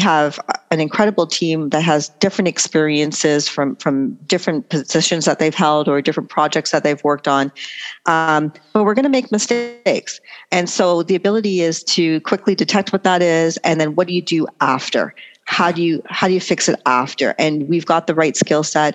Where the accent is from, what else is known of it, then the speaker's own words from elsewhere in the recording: Toronto, Ontario, Canada; also born or lived in Trinidad; Born Canadian, grew up here, and then I would travel back every summer, and I lived in Trinidad for 2 years